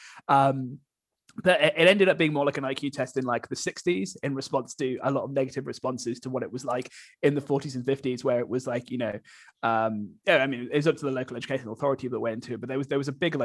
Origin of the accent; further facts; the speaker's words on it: Birmingham, West Midlands, United Kingdom; I grew up in Birmingham